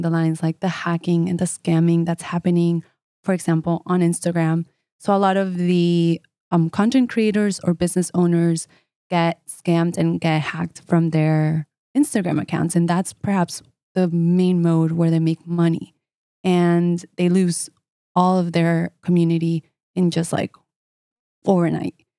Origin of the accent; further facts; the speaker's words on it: United States; I'm Colombian as well, eh, although I grew up in the States